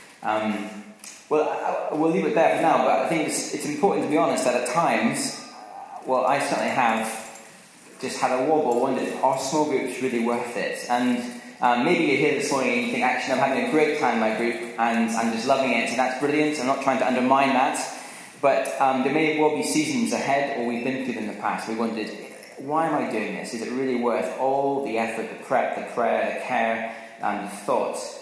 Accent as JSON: {"language": "English", "region": "Scotland", "country": "United Kingdom", "tie": "born or raised there", "said": "growing up in Scotland was I used to go and watch the rugby at Murrayfield"}